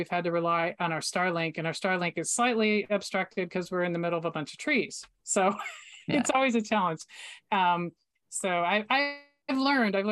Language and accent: English; Florida, United States; I grew up in Florida